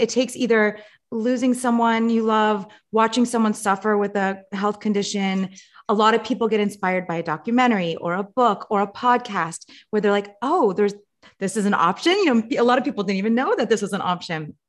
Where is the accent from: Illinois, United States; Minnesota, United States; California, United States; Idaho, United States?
California, United States; Los Angeles; I grew up in Los Angeles.